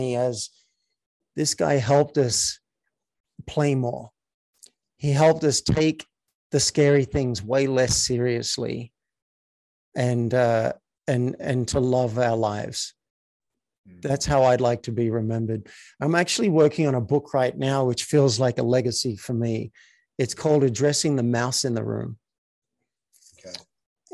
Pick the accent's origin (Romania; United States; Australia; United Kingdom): Australia; I was raised in Australia